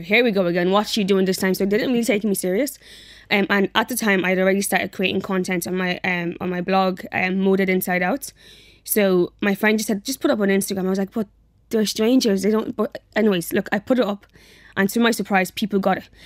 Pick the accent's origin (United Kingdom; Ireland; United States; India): Ireland; Dublin, Leinster; also born or lived in Nigeria / Athlone; I grew up in Athlone. Um, actually, we were there for like a couple of, maybe like a month or two. Then we moved to Dublin